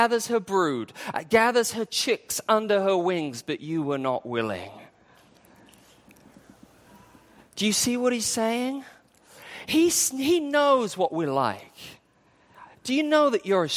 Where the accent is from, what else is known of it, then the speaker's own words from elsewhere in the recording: England, United Kingdom; moved away as an adult; also born or lived in Wales; now in Hong Kong; I grew up in England.